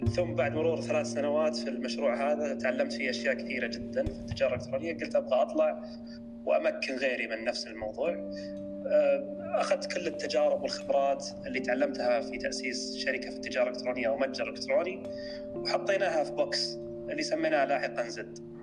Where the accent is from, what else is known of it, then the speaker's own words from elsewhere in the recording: Saudi Arabia; عندنا في السعودية